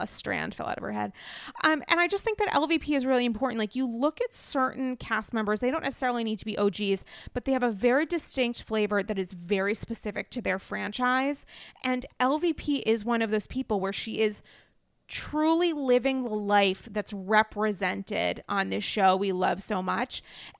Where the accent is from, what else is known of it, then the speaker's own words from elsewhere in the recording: New England, United States; now in New York, United States; I'm essentially a New Yorker now, but I'm a New England girl.